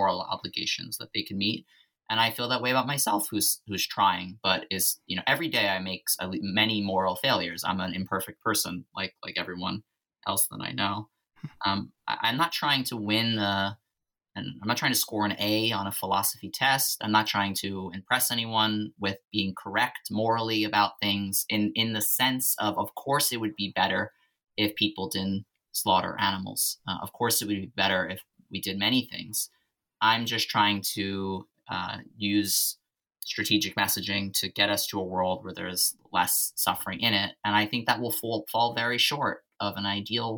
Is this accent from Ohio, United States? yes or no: no; New York City, New York, United States; growing up in Staten Island